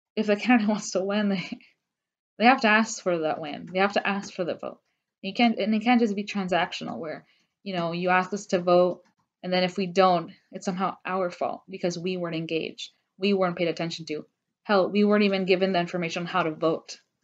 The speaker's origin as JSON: {"language": "English", "region": "Georgia", "country": "United States", "tie": "born or raised there", "said": "I was raised in Georgia. I've been here all my life"}